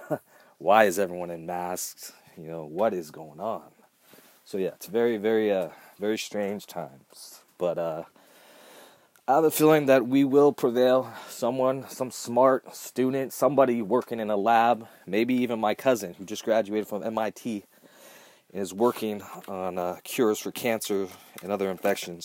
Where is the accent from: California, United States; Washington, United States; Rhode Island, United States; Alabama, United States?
California, United States; Southern; I was born here in Southern California